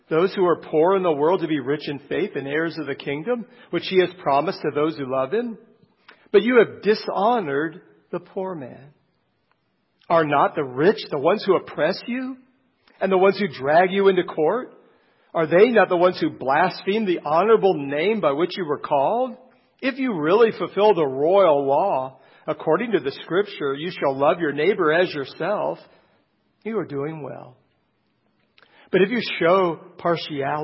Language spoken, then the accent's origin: English; Canton, Ohio, United States; Canton, Ohio, my hometown.